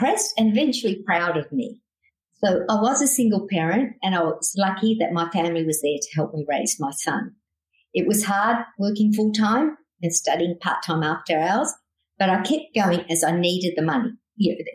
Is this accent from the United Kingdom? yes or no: no; Broken Hill, New South Wales, Australia; moved away as an adult; growing up in Broken Hill, which is in outback New South Wales